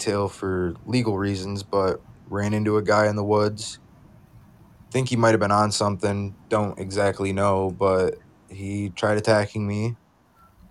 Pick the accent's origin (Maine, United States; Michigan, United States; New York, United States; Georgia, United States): Michigan, United States; me being from Michigan